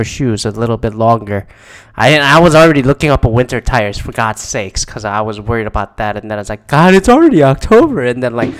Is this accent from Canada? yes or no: yes; Canada; now in United States; I'm Canadian